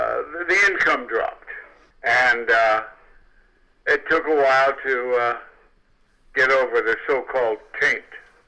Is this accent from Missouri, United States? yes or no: yes; Kansas City, Missouri, United States; I think of Kansas City as when I talk to the coastal survivors, as a gentle place to grow up.